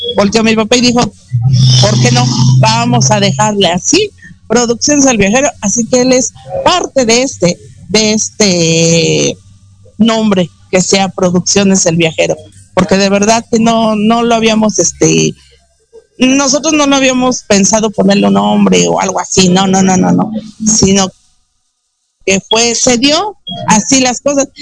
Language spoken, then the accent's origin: Spanish; Mexico; nos identifica como mexicanos